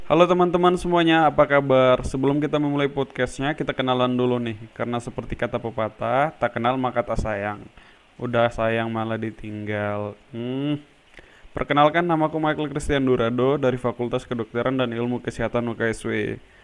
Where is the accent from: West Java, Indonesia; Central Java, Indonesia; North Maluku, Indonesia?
North Maluku, Indonesia; West Halmahera; asal saya dari Halmahera Barat. Kalau Anda tidak tahu Halmahera Barat itu di mana, itu tepatnya di Provinsi Maluku Utara